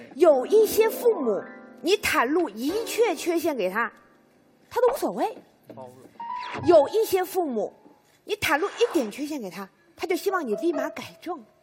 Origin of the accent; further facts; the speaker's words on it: China; 过去我们中国人讲啊，身体发肤受之父母